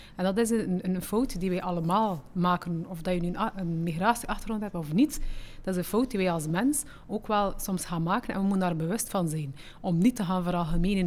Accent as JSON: {"language": "Dutch", "region": "Flanders", "country": "Belgium", "tie": "born or raised there", "also_born_or_lived": "Morocco", "said": "want ik ben daar geboren. Aan één jaar en twee maanden zijn we naar hier gekomen"}